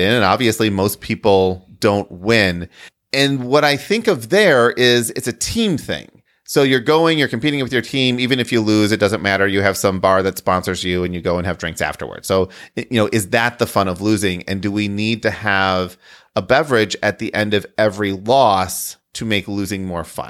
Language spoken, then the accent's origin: English; Midwest, United States; I'm from the Midwest